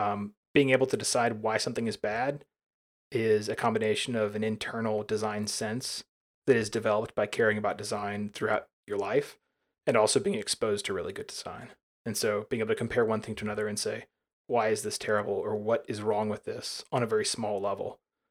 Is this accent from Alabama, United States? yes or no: yes; Alabama, United States; You know, when I was growing up in Alabama, we did not have, we never bought cable at my parents' house.